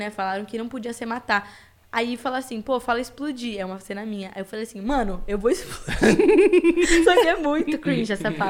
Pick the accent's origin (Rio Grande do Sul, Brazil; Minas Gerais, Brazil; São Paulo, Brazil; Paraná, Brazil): São Paulo, Brazil; Santos; Eu sou de, eu nasci em Santos